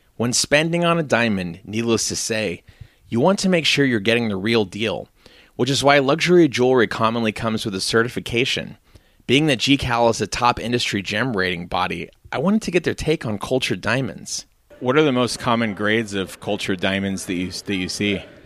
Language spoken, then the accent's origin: English; United States; Growing up in the States as I did